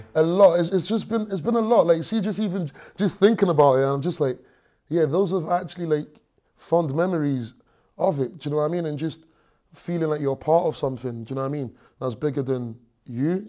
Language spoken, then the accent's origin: English; London, United Kingdom; moved away; also born or lived in Stranraer, Scotland / Nigeria; I grew up in London